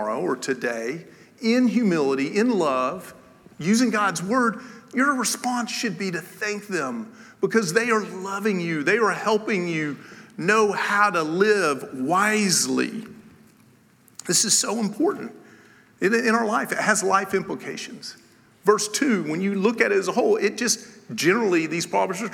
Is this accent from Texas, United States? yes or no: no; Tennessee, United States; I am from Tennessee